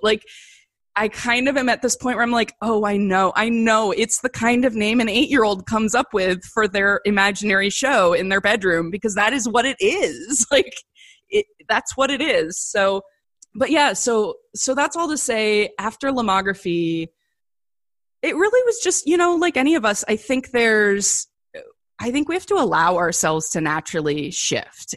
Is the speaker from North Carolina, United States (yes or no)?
no; Canton, Ohio, United States; also born or lived in Chicago / New York; now in Los Angeles, United States; my storied life in, in Canton, Ohio is my hometown